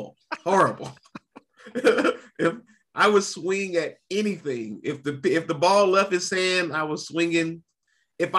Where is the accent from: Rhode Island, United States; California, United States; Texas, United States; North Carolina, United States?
North Carolina, United States; I'm from North Carolina